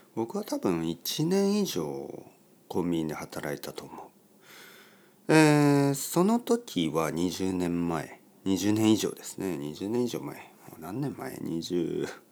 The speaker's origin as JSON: {"language": "Japanese", "region": "Oita", "country": "Japan", "tie": "born or raised there", "also_born_or_lived": "London", "first_language": "Japanese", "moved": "yes", "said": "僕の出身の大分県の田舎"}